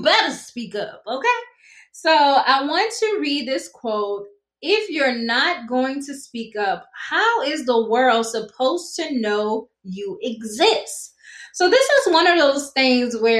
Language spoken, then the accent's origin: English; South Carolina, United States; accent: Geechee Gullah; I speak fluent Gichee Gullah. I'm from South Carolina. I pronounce STR words wrong